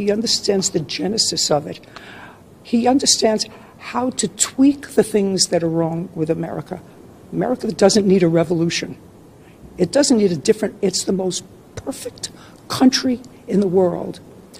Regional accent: New York City, New York, United States; I was born in Brooklyn, so I have Brooklyn street smarts.

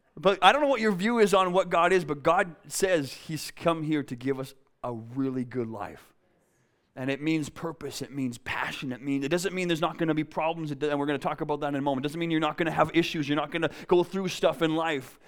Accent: a town south of Winnipeg, Manitoba, Canada; now in Vancouver, Canada; I'm from Winnipeg. It's flat. It's boring. Actually, I'm from a town south of Winnipeg

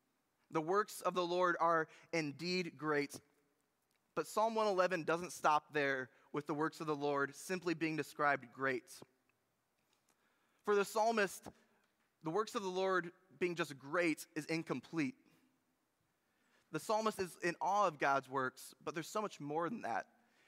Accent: Munising, Michigan, United States; I think that my hometown and my wife's hometown in Munising, Michigan, is one of the most beautiful places in the entire world. It is on the shore of Lake Superior in the Upper Peninsula of Michigan.

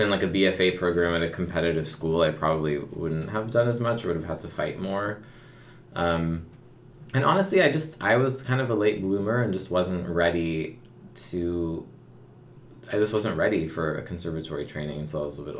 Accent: Palo Alto, California, United States; I'm born in Palo Alto.

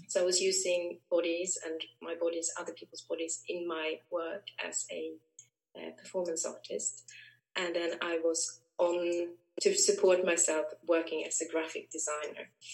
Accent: Sweden; moved away as an adult; also born or lived in Japan; now in United Kingdom; I grew up in Sweden um, and then came here via um, spending a few years studying in Japan

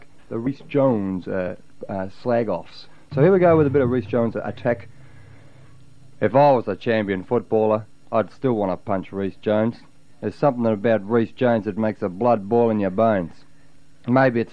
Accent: Adelaide, South Australia, Australia; now in Melbourne, Australia; I come from Adelaide. I barrack for Norwood

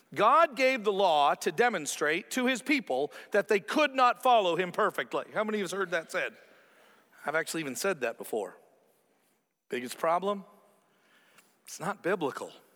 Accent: Canada; growing up a Canadian, where I have this huge country that I'm a part

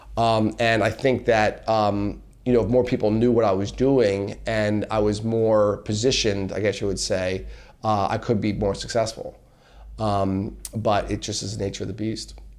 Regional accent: Allentown, Pennsylvania, United States; I'm from Allentown, P

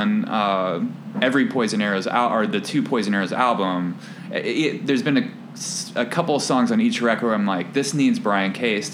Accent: Nashville, Tennessee, United States; now in Chicago, United States; my hometown of Nashville

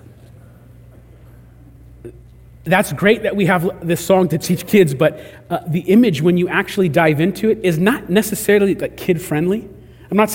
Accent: California, United States; We're from California

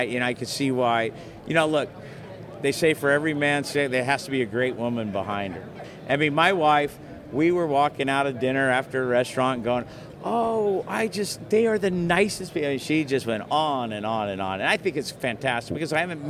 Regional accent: Bakersfield, California, United States; Being from Bakersfield, California

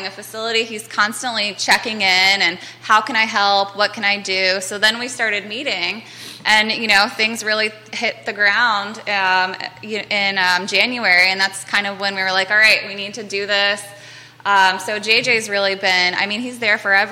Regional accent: Lake Monticello, Virginia, United States; I grew up in Lake Monticello

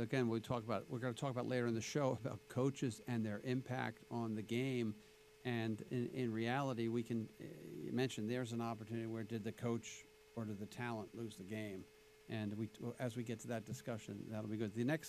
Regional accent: Pennsylvania, United States; I grew up in Pennsylvania.

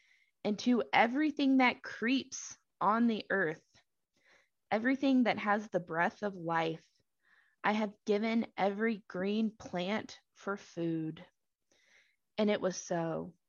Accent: Texas, United States; where I grew up in Southeast Texas is that we have tons of oleander plants.

